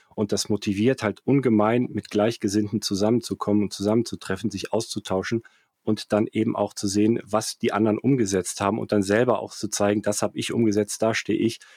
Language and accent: German; Cologne, North Rhine-Westphalia, Germany; moved away as an adult; also born or lived in Frankfurt / London / Zurich / Erftstadt; habe in Köln studiert, bin in Köln aufgewachsen